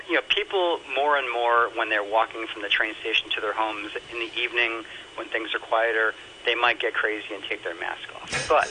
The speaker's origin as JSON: {"language": "English", "country": "United States"}